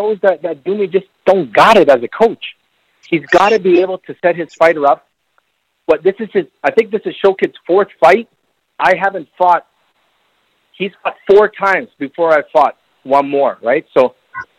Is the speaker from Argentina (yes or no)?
no; Bolivia; I'm from Bolivia, man. From Bolivia.